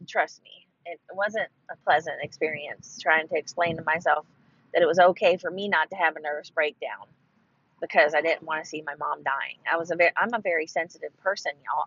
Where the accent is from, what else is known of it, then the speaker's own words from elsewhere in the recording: Ohio, United States; moved away as an adult; now in Texas, United States; I'm from originally from Ohio